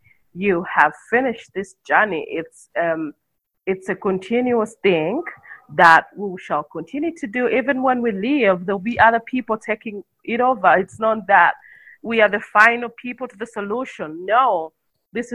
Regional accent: Jinja, Eastern Region, Uganda; also born or lived in Kampala, Uganda; Jinja is where I grew up from. That's like my hometown.

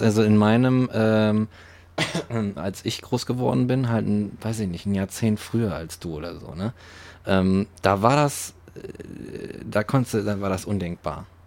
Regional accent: West Germany, Germany; Ich komme aus dem Westen

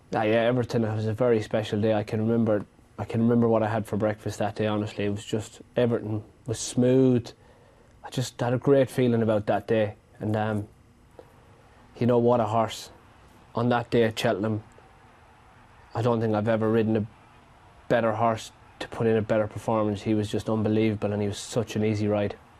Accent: Ireland; growing up in Ireland

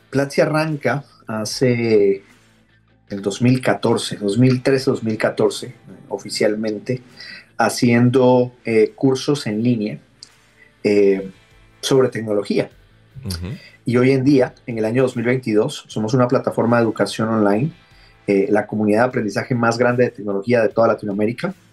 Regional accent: Guatemala; moved away; also born or lived in Santiago, Chile; Yo vivía allá en Santiago. Ah, mira. Eh, eh, soy originario de Guatemala, pero ya tenía bastante tiempo rebotando por el mundo.

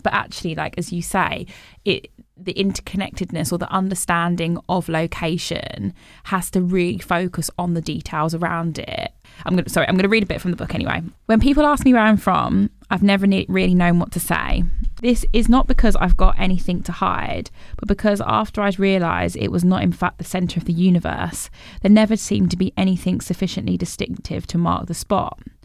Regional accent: Bromsgrove, West Midlands, United Kingdom; I grew up in the West Midlands in, in a town called Bromsgrove

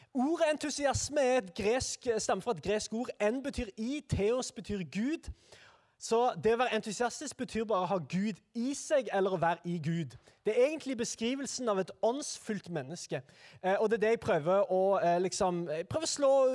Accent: Sandnes, Rogaland, Norway; jeg er altså da fra Sandnes

